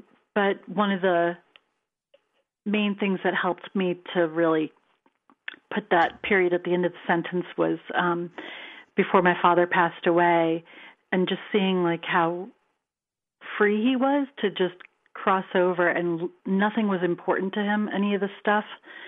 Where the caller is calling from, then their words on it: California, United States; from California.